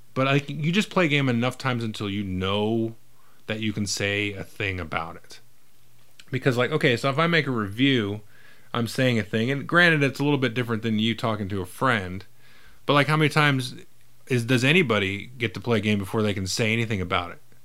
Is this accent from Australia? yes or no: no; California, United States; I grew up in California